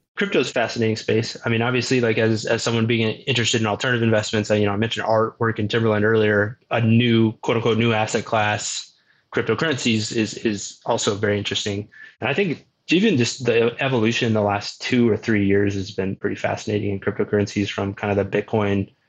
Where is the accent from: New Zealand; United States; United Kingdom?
United States; Omaha, Nebraska; born and raised in Omaha